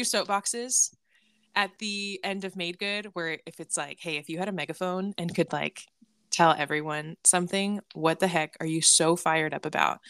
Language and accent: English; California, United States; I'm from California